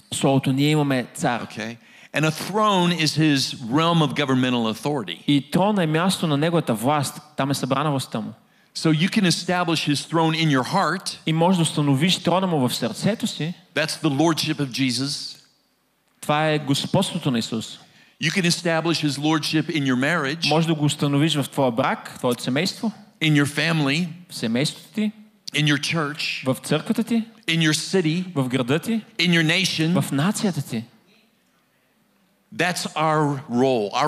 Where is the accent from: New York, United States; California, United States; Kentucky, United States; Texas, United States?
Texas, United States; But um, I'm from Texas. I'm from Gateway Church.